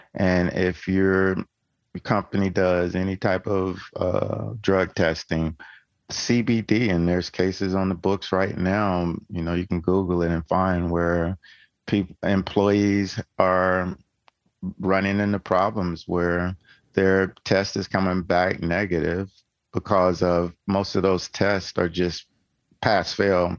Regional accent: Tennessee, United States; I'm from Tennessee

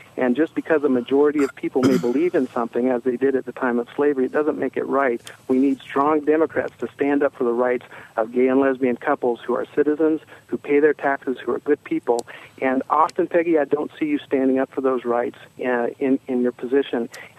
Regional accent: Bloomington, Indiana, United States; I'm from Bloomington, Indiana

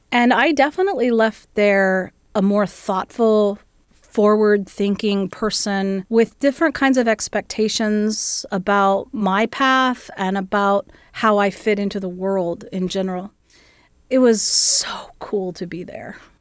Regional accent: Gallipolis, Ohio, United States; also born or lived in Columbus, Ohio; My family is originally from southeastern Ohio, just outside of a little town called Gallipollis, right along the Ohio River

